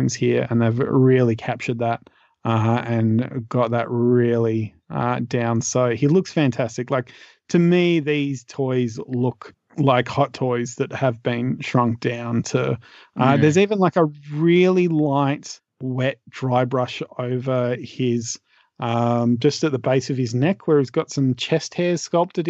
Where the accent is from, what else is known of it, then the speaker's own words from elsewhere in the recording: Australia; as an Australian